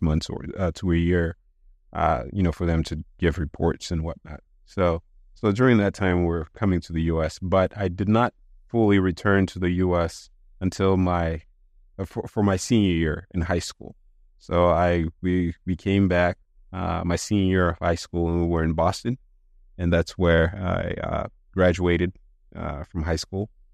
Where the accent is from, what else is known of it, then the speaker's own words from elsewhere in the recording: DR Congo; English is a second language; also born or lived in Dakar, Senegal / Japan; now in United States; growing up in Congo